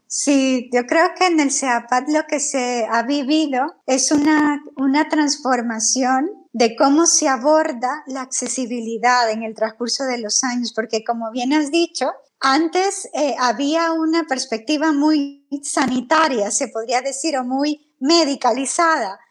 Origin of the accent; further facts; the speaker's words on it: El Salvador; moved away as an adult; now in Spain; yo soy del Salvador